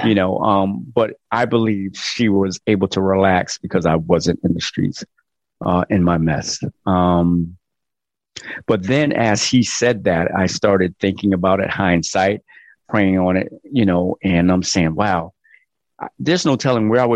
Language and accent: English; Connecticut, United States; I'm from Connecticut and I seen my mother go to work and snow up to her knees